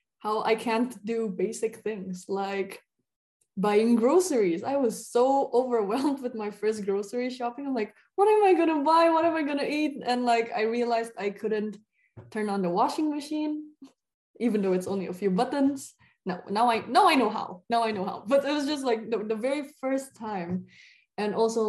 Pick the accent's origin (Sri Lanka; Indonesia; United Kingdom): Indonesia; moved away as an adult; also born or lived in Germany